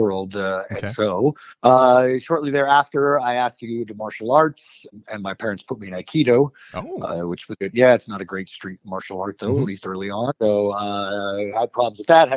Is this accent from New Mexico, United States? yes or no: yes; Albuquerque, New Mexico, United States; I was raised in the South Valley of Albuquerque, New Mexico